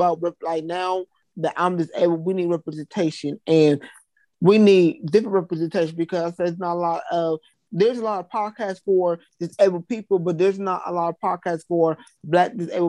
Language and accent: English; Columbus, Ohio, United States; I currently reside, I'm from Columbus, Ohio.